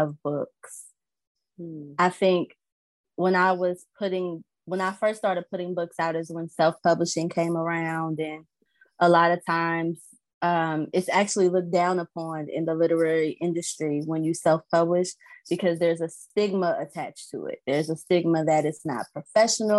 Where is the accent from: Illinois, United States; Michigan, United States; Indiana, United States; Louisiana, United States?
Illinois, United States; Alton; also born or lived in Maryland Heights, Missouri; I'm from Illinois. Alton, Illinois is about 10 minutes from St. Louis